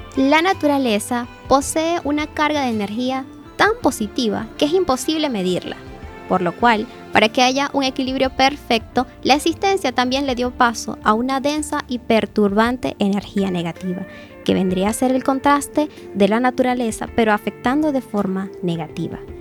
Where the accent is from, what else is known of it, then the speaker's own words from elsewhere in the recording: Canaima, Bolívar, Venezuela; now in A Coruña, Spain; mi tierra natal, Canaima.